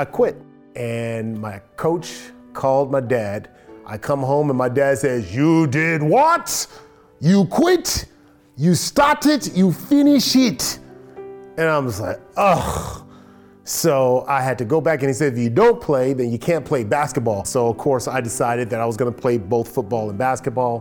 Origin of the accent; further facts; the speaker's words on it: Los Angeles, California, United States; I grew up here in Los Angeles, California